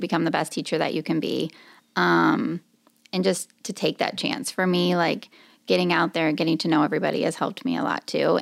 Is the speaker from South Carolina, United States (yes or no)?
no; Marshalltown, Iowa, United States; I'm from Marshalltown, Iowa